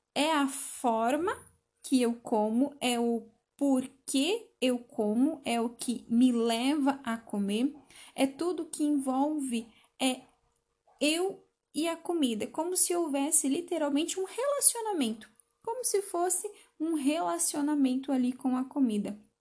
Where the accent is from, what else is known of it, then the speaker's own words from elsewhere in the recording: Brazil; Isso nos identifica como brasileiros